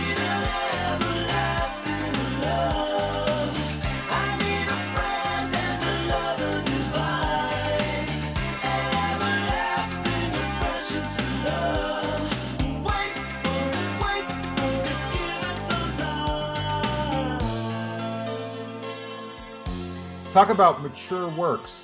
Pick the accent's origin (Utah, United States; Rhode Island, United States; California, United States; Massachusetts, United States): Utah, United States; Salt Lake City; moved away; I'm originally from Salt Lake City, Utah